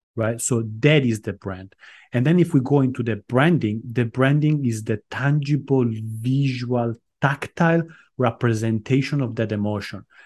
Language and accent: English; Italy; moved away as an adult; also born or lived in Armenia / London; now in Cyprus; My mom is Estonian, but I grew up in Italy